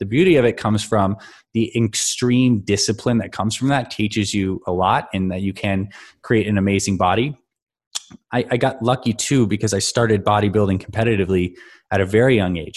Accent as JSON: {"language": "English", "country": "Canada", "tie": "born or raised there", "said": "I grew up in Canada, so I skied a lot"}